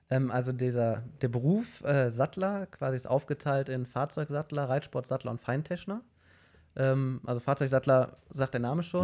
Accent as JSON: {"language": "German", "town": "Mülheim", "country": "Germany", "said": "bei uns in Mülheim"}